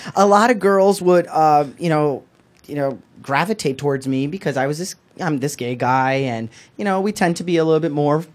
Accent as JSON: {"language": "English", "town": "Newark", "region": "New Jersey", "country": "United States", "tie": "born or raised there", "said": "I went to a high school, public high school here in Newark"}